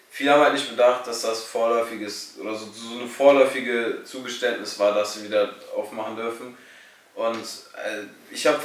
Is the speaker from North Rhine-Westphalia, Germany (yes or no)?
no; Salzgitter, Lower Saxony, Germany; bin noch in einem Fußballverein angemeldet, in meiner Heimatstadt in Salzgitter.